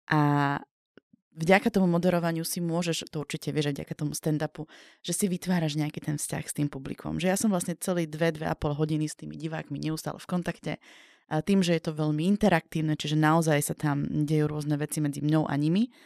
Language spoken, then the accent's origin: Slovak; Slovakia; ja som dievča z Biskupice